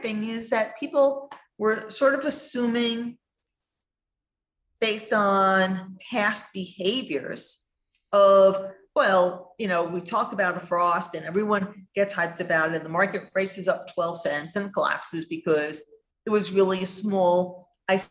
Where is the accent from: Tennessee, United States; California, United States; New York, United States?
New York, United States; I grew up in New York in cold winters